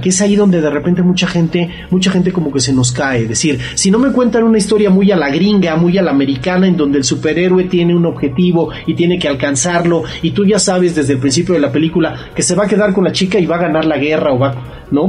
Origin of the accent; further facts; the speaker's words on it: Mexico; lo que somos nosotros como cultura mexicana